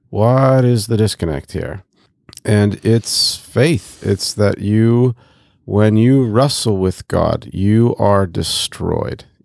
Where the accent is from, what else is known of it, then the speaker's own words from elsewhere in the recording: Côte d’Ivoire; I grew up in West and Central Africa, so I literally walked past a mosque to going to school every day when I was in the Ivory Coast.